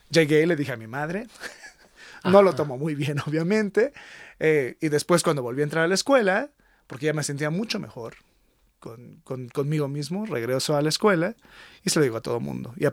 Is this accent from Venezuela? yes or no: no; Monterrey, Nuevo León, Mexico; born there; Nací en Monterrey, andaba de aventurera